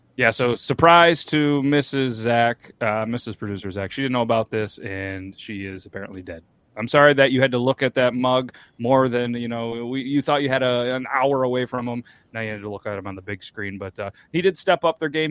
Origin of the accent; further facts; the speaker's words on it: New York, United States; I'm from New York